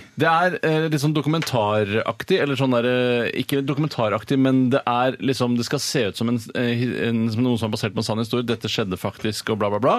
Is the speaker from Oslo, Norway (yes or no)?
yes; Oslo, Norway; moved away; also born or lived in Haugenstua; jeg kommer fra Holmlia